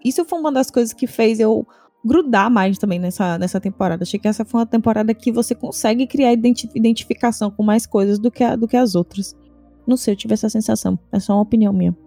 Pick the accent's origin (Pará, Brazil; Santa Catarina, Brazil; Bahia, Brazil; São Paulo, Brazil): Bahia, Brazil